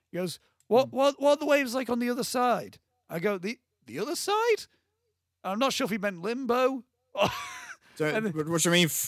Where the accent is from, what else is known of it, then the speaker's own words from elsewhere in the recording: South Africa; now in United Kingdom; oh, ah, because I'm from South Africa, and that's like, got like quite like a surfing place.